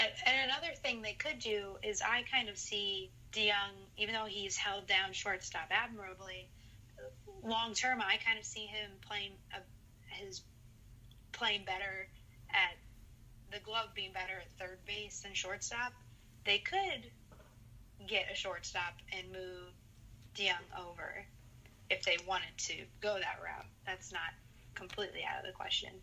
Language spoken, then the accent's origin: English; St. Louis, Missouri, United States; I'm from St. Louis